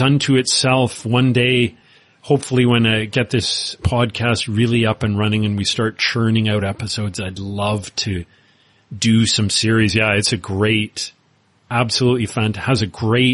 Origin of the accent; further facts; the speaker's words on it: Winnipeg, Manitoba, Canada; where I grew up in Winnipeg, Canada